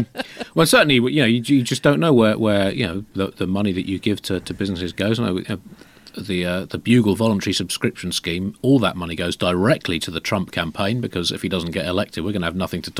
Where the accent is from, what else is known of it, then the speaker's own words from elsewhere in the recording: United Kingdom; But we're British, and throughout our God-given history, we've been completely honest, open, and morally unimpeachable.